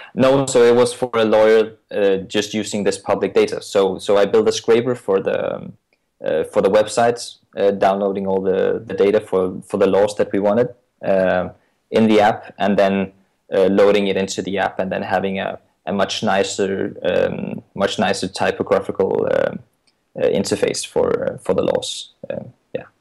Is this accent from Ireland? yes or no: no; Denmark; I'm from Denmark